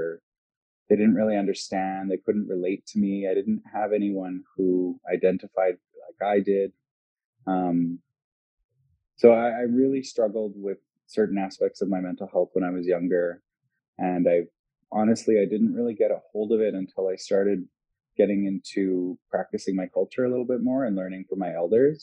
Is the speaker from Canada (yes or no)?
yes; La Ronge, Saskatchewan, Canada; moved away; I'm from LaRange. It was interesting growing up north